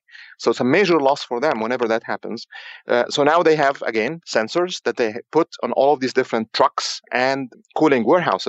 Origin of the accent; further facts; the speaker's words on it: Egypt; moved away; also born or lived in Cairo, Egypt; I'm actually from Egypt originally.